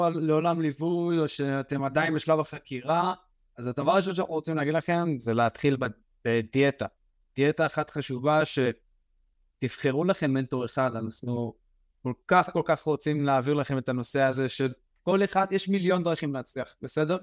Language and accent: Hebrew; Israel; אנחנו בתור ישראלים